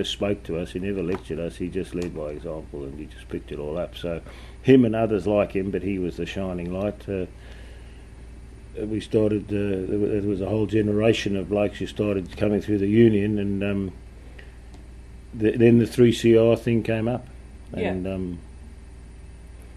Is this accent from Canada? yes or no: no; South Africa; moved away as an adult; also born or lived in Britain / Adelaide; now in Melbourne, Australia; I was born in Britain and I grew up in South Africa, and I left there when I was 23 years old.